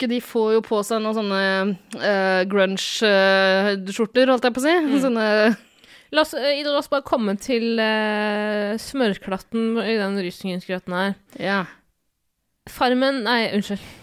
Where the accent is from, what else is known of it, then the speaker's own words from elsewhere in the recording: Bergen, Vestland, Norway; No, selvfølgelig er jeg fra Bergen!